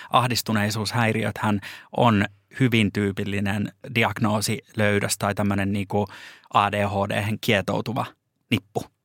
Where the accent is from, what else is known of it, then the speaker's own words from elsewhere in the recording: Lappeenranta, South Karelia, Finland; now in Helsinki, Finland; mie tuun Lappeenrannasta